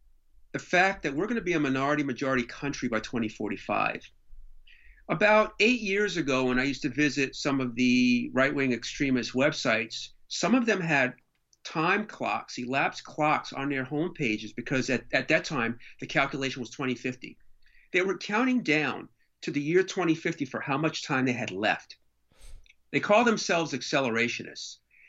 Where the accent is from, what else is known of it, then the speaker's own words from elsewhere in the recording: Elizabeth, New Jersey, United States; My hometown will always be Elizabeth.